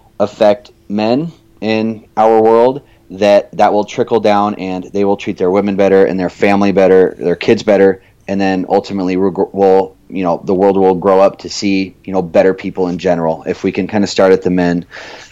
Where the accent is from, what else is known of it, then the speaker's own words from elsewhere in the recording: Evansville, Indiana, United States; also born or lived in Phoenix, Arizona; I considered that I grew up in southern Indiana. When I was 8 years old, my dad's job moved us out to southern Indiana in Evansville